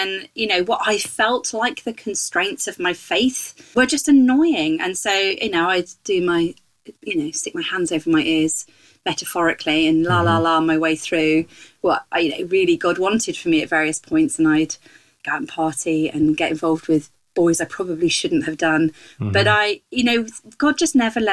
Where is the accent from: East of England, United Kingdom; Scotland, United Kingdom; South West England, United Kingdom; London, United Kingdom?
South West England, United Kingdom; West Country; accent: West Country; moved away as an adult; also born or lived in Kenya; I grew up in the West Country, which occasionally pops its head up in my accent.